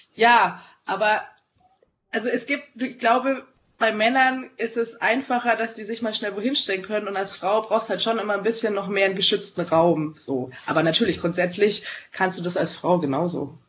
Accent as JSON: {"language": "German", "town": "Munich", "region": "Bavaria", "country": "Germany", "tie": "born or raised there", "also_born_or_lived": "southern Germany (birthplace, unnamed) / Berlin", "said": "Ich bin hier aufgewachsen."}